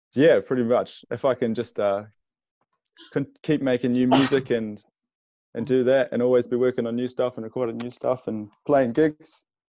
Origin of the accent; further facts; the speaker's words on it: Wellington, New Zealand; now in Napier, New Zealand; It's like four hours from Wellington, which is my hometown.